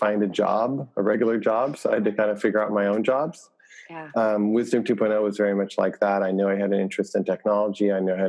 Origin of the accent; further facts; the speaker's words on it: Lubbock, Texas, United States; also born or lived in Michigan; I was born in Michigan, and I grew up in West Texas